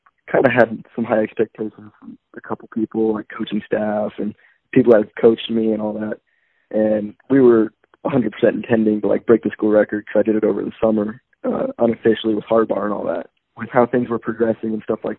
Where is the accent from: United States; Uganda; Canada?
United States; Tuscola; I was growing up in Tuscola, I mean, calling it home